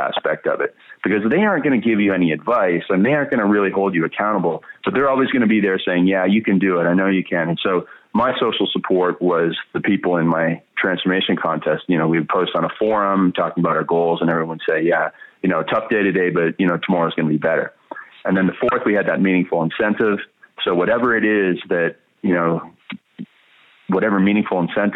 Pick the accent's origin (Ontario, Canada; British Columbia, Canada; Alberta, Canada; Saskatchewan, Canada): Ontario, Canada; Stratford; I was born in Stratford, Ontario, Canada